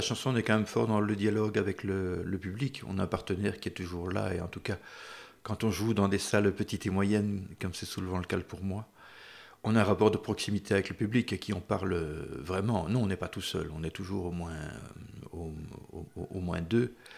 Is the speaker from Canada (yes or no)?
no; Brussels, Brussels-Capital Region, Belgium; quand j'étais gamin, j'habitais donc à Bruxelles